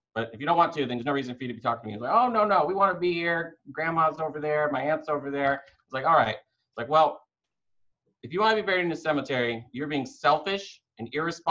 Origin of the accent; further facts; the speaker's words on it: Alaska, United States; born there; also born or lived in Michigan / North Carolina / Cape Cod; I was like born in Alaska and then lived in Michigan, lived in North Carolina, lived in Cape Cod